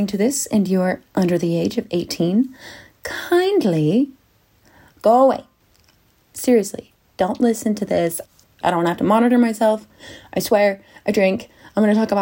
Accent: Salt Lake City, Utah, United States; moved away as an adult; now in London, United Kingdom; I came from Utah. Good old Salt Lake City, Utah, and I lived there for 20 years

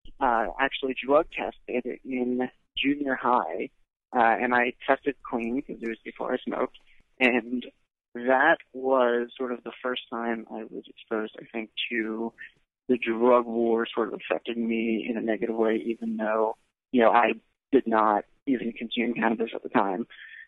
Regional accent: East Brunswick, New Jersey, United States; East Brunswick, New Jersey. Pretty family-oriented.

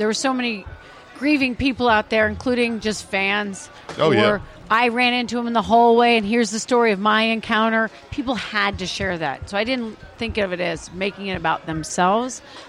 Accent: Iowa, United States; I'm from Iowa

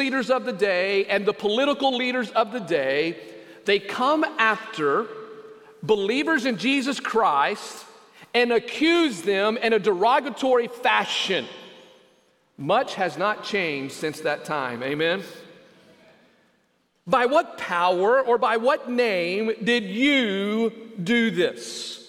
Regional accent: West Texas, United States; the area in which I grew up out in West Texas, it is called the Llano Estacado.

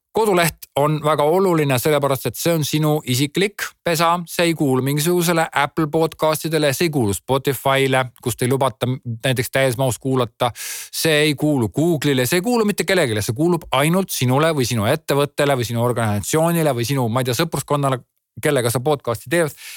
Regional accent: Estonia; olles eestlane

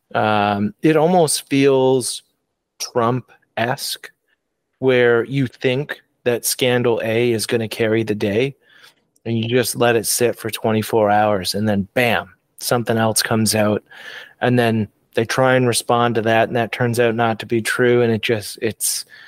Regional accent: Canada

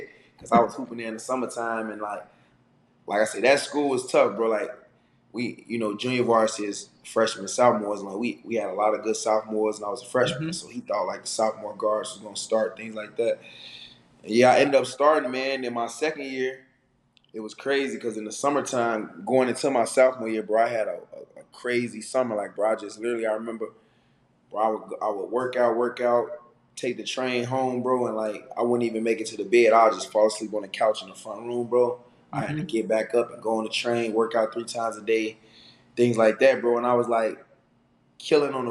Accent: Chicago, Illinois, United States; I grew up in Chicago playing, you know, in grade school those years

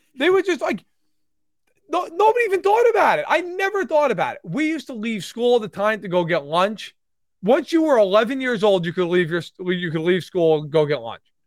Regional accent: Catskill Mountains, New York, United States; I grew up in the Catskill Mountains

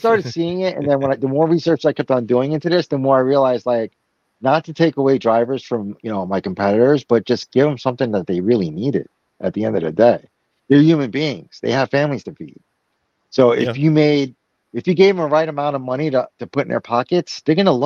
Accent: Brazil; moved away; my home country, Brazil

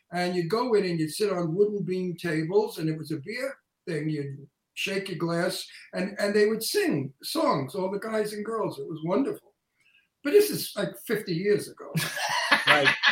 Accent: New York City, New York, United States; accent: Brooklyn; my antique Brooklyn accent

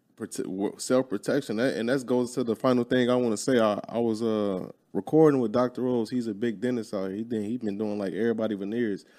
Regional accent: Chicago, Illinois, United States; moved away; I'm from Chicago. All my people from Chicago

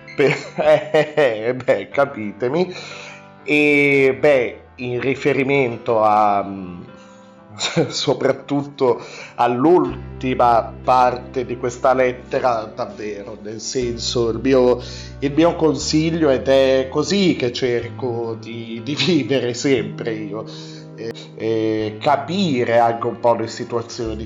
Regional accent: Alessandria, Piedmont, Italy; io abito al nord, io vengo dal nord, vengo da Alessandria

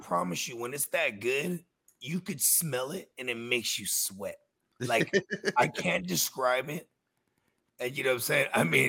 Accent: West Coast, United States; I'm from the West Coast. I grew up on the West Coast, but man, a lot of mad East Coast influence from like the entertainment that I was raised on.

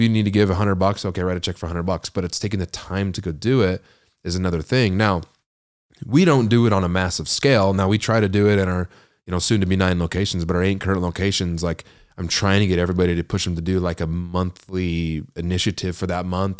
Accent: Ogden, Utah, United States; I'm from Weber County, which is just one up, you know, Ogden, Old Town.

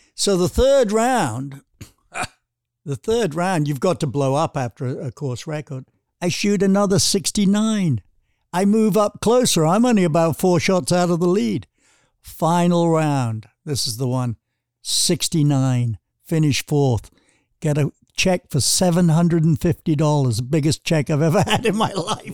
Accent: United Kingdom; moved away; growing up in Britain

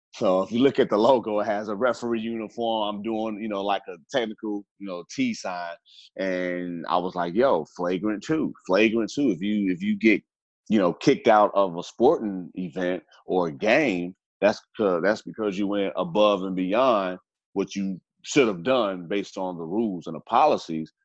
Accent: Gary, Indiana, United States; now in Houston, United States; I grew up in the Midwest, Gary, Indiana

